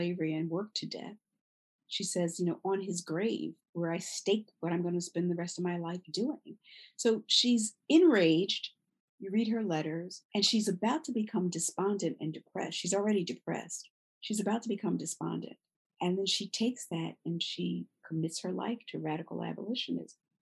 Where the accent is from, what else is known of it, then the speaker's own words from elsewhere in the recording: Philadelphia, Pennsylvania, United States; now in New York, United States; Philadelphia, my hometown, even though I live in New York